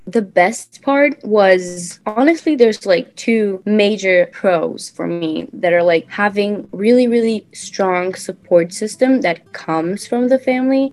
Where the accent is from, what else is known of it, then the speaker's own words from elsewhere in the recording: Teresópolis, Rio de Janeiro, Brazil; moved away as an adult; now in New York, United States; I'm from Brazil, more specifically, a small town in the state of Rio de Janeiro, which my hometown is called Teresópolis.